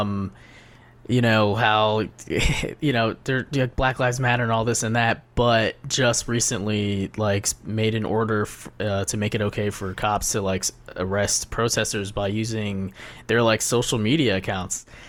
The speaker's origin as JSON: {"language": "English", "region": "Ohio", "country": "United States", "moved": "yes", "lives_now": "New York, United States", "said": "I'm from Ohio"}